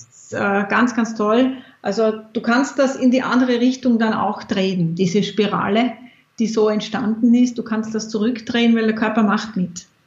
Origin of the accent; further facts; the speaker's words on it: Austria; in meiner Kindheit war bei uns in Österreich